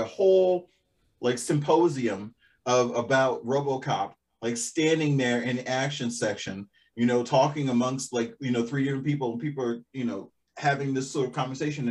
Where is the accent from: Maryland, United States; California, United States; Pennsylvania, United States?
Maryland, United States; Baltimore; I'm a city kid because I grew up in Baltimore